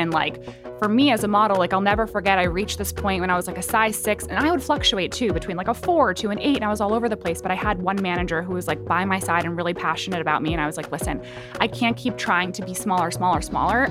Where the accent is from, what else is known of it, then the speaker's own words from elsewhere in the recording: New York, United States; I'm from New York. My family was really close by.